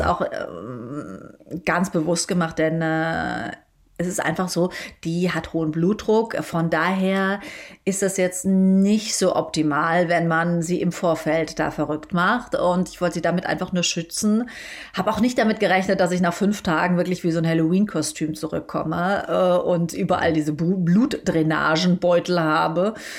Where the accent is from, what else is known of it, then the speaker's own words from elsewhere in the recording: Germany; ich komme aus Deutschland